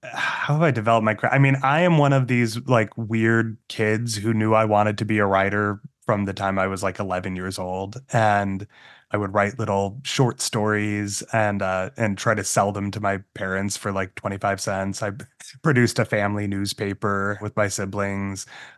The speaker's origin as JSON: {"language": "English", "region": "Massachusetts", "country": "United States", "tie": "born or raised there", "said": "growing up in Massachusetts as a Mormon kid, you know, like made me kind of an outsider in some ways"}